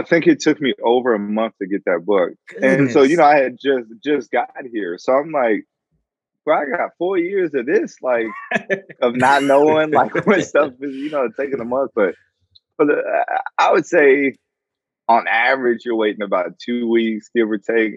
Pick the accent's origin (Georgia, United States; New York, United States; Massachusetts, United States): Georgia, United States; moved away as an adult; now in Guam; I came from Georgia, right? So all my family's down there